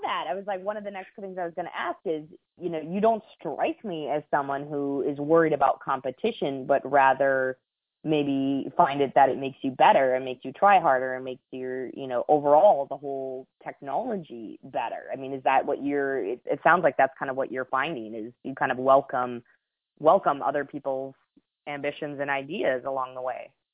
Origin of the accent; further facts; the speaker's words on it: United States; I'm an American.